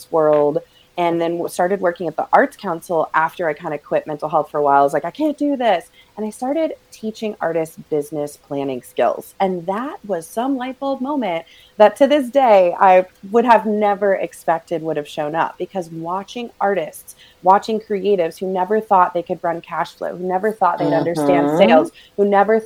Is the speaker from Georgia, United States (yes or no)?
no; Raleigh, North Carolina, United States; also born or lived in Greenville, North Carolina; now in Asheville, United States; I'm born and raised North Carolinian, which sometimes like still blows my mind that I am still in North Carolina